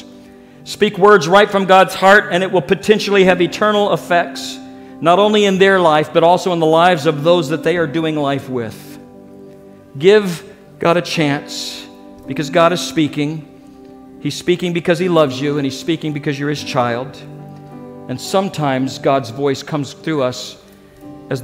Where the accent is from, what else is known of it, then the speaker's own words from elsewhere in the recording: Springfield, Missouri, United States; the church that I grew up with in Springfield, Missouri